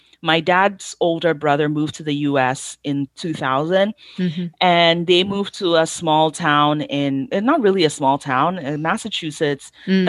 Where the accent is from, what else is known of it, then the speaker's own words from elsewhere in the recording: Ghana; if I, God forbid, I say I'm a Ghanaian and I'm making jollof Nigerian style, I know that there are going to be a lot of Nigerians who are going to be in my comments saying, why is there a Ghanaian making Nigerian jollof?